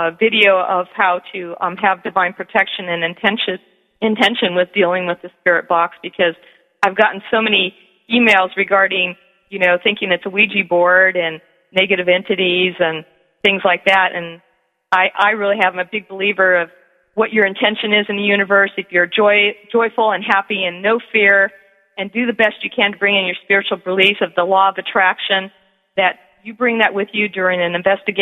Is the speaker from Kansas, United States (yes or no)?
no; San Jose, California, United States; I was born and raised in San Jose, California.